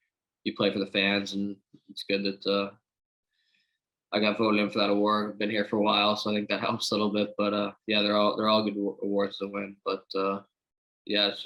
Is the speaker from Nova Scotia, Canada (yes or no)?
yes; Port Williams, Nova Scotia, Canada; I'm from Port Williams. It's 3 or 4 minutes from Wolf Hill.